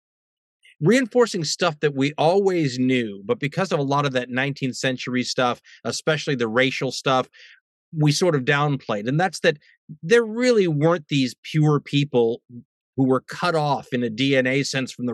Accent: United States; also born or lived in London; as an American

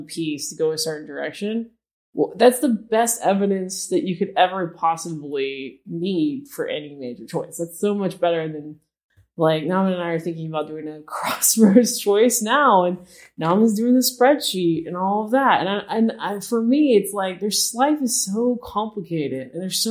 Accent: Knoxville, Tennessee, United States; I felt God telling me to go to the University of Tennessee, which I'm from Knoxville

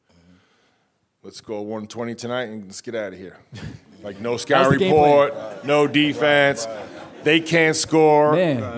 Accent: New York, United States; growing up in New York

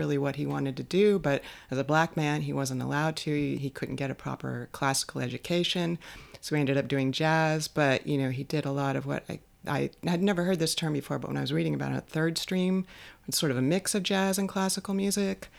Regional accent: Los Angeles, California, United States; us as Los Angelinos

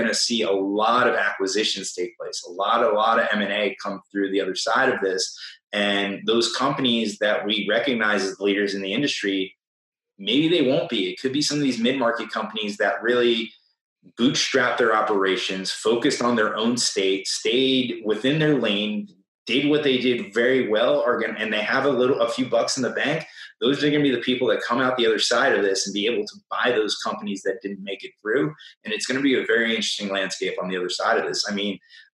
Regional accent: Florida, United States; I'd like to defend my home state

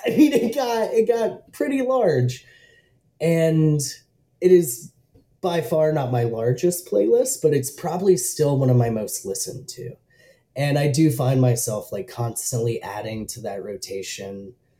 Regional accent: the South, United States; accent: Southern; then it definitely couldn't be having a Southern accent with it.

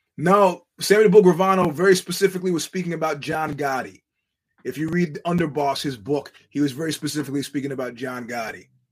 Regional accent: New York, United States; as a New Yorker

